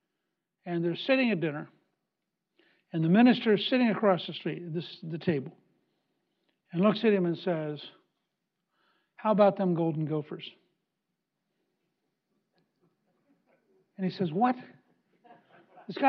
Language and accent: English; United States; I'm a classic American